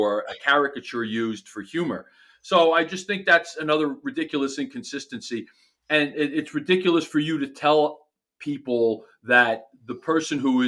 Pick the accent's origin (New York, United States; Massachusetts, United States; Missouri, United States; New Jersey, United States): New York, United States; New York City; I grew up in Queens in an apartment